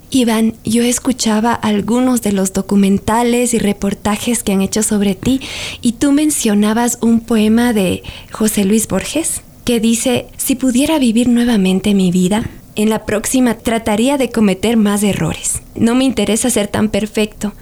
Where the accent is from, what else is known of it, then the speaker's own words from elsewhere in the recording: Ecuador; para nuestra identidad mm, como ecuatorianos